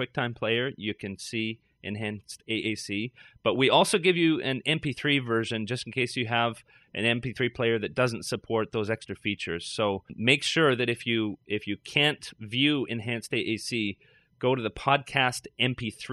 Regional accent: Canada; now in Toronto, Canada; I'm a Canadian

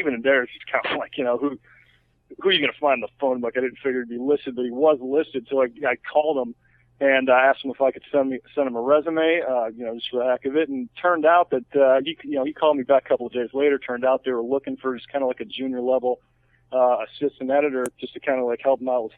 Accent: Toledo, Ohio, United States; moved away as an adult; also born or lived in Chicago; now in California, United States; I'm from Toledo, Ohio

